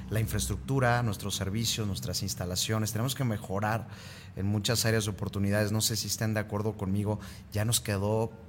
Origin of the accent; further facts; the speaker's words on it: Aguascalientes, Mexico; sí, soy hidrocálida. Soy de Aguascalientes y sí es cierto que lo tenemos todo.